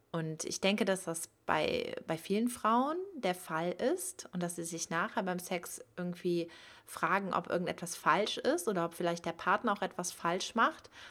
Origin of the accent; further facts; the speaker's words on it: Cologne, North Rhine-Westphalia, Germany; now in Hamburg, Germany; Ich komme eigentlich aber aus Köln. Ja, man kann sagen, dass ich eher ländlich aufgewachsen